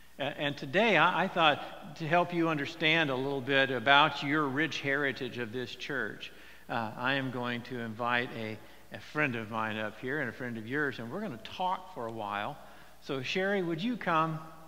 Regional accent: Phoenix, Arizona, United States; also born or lived in California; because I grew up in the Phoenix area for a time and in California

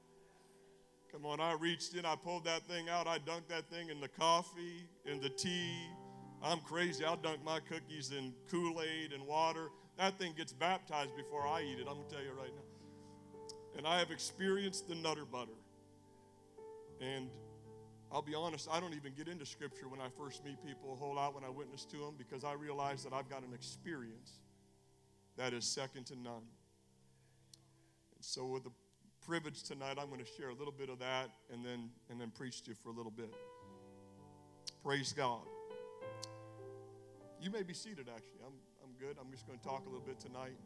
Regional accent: Pontiac, Michigan, United States; the church I grew up in Pontiac, Michigan

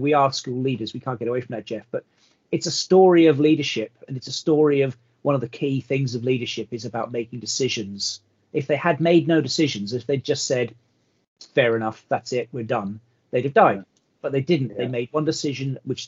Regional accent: Belfast, Northern Ireland, United Kingdom; also born or lived in California, United States; I was born in America, grew up in America, went to school. My first days in school were in America. And then I was uplifted and transported to Belfast as a, wow, a young boy at the age of sort of 8 or 9

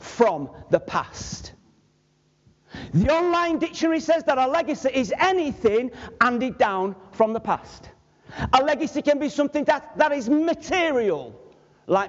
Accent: Manchester, North West England, United Kingdom; I was from Manchester.

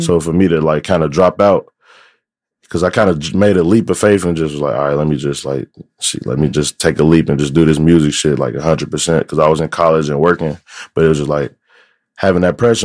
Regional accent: United States; growing up on the South Side

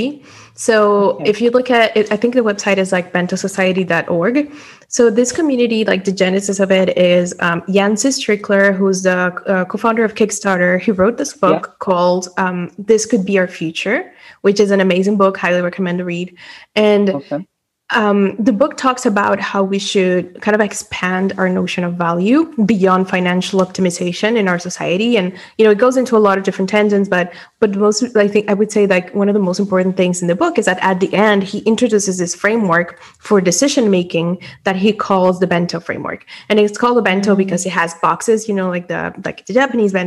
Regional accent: Dominican Republic; moved away as an adult; also born or lived in Europe; I was born and raised in the Dominican Republic

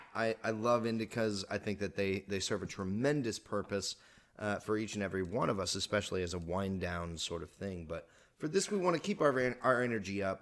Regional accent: Texas, United States; moved away as an adult; also born or lived in Oklahoma; now in California, United States; I was born in Oklahoma. I was raised in Texas

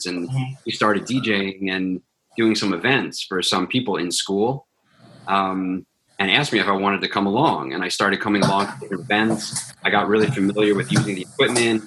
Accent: Long Island, New York, United States; I grew up on Long Island

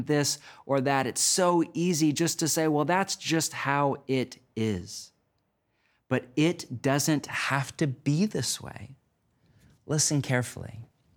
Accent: United States; my home country of the U.S.

